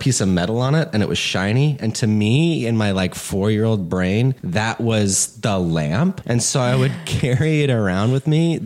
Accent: Plano, Texas, United States; now in Los Angeles, United States; we moved to Dallas. So I grew up in Dallas.

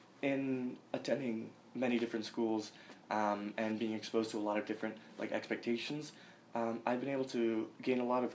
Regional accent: Lynn, Massachusetts, United States; also born or lived in Boston; I've lived in Lynn, Massachusetts for nearly all of my life. I was born in Boston, but soon thereafter moved to Lynn

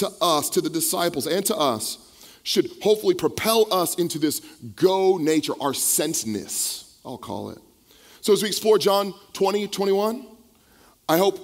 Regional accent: the Bay Area, California, United States; also born or lived in San Mateo / Vallejo / Pittsburg / Bayview; I grew up here in the Bay Area

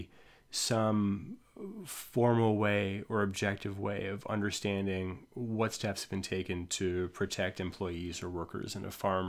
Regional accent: Ontario, Canada; I'm a kid from Ontario, so a lot of this is mythological and required high school reading

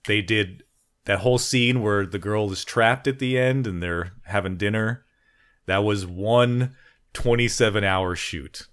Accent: Texas, United States; I'm your Texan

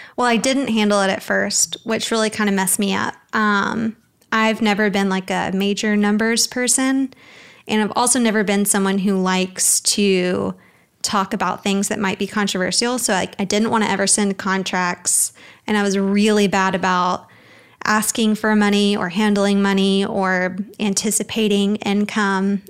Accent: Birmingham, Alabama, United States; moved away as an adult; now in Dallas, United States; I'm originally from Birmingham, Alabama, but I moved to Dallas almost five years

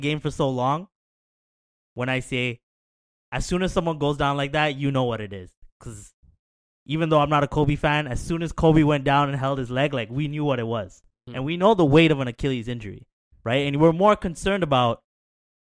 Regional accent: Canada; us as Canadian basketball fans

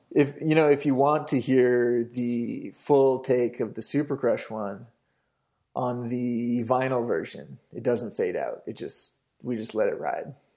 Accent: British Columbia, Canada; growing up in Canada

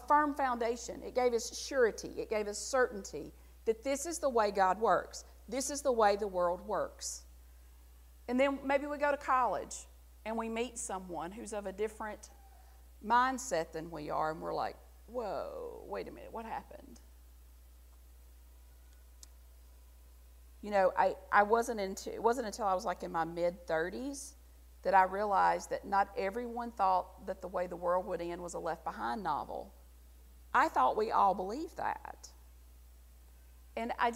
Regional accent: the South, United States; accent: Southern; I'm still Southern. All you got to do is listen to me say one sentence and know I'm from the South

